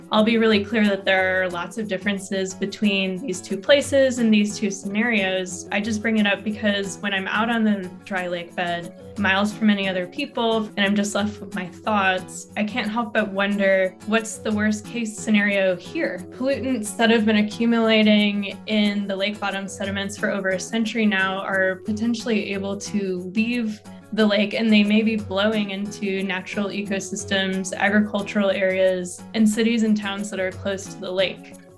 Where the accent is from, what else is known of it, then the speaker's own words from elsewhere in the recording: Detroit, Michigan, United States; moved away as an adult; now in Utah, United States; I'm from Detroit, so I've been surrounded by Great Lakes my entire life.